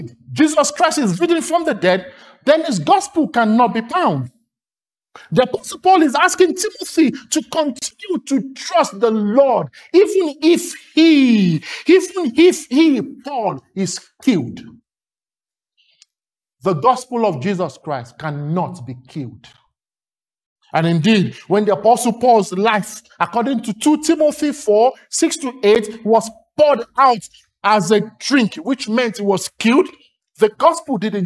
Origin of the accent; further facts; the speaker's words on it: Lagos, Nigeria; accent: Nigerian; When I was growing up in Lagos, Nigeria, by my accent, you know I'm Nigerian.